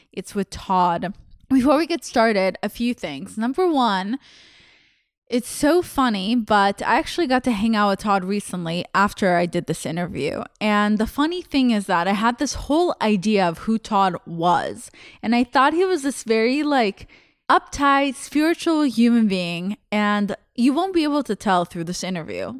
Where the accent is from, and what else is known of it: Russia; born or raised there; English is a second language; moved away